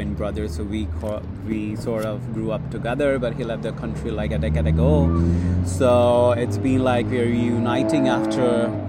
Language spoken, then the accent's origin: English; Bangladesh; moved away as an adult; now in United States; So I'm from Bangladesh, which is a South Asian country.